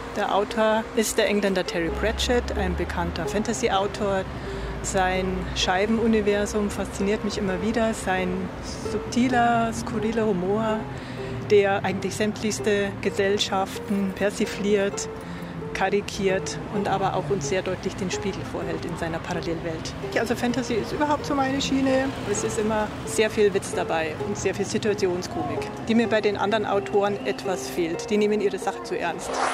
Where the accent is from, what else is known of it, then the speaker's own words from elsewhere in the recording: Pfaffenhofen, Bavaria, Germany; Ich bin hier in Pfaffenhofen geboren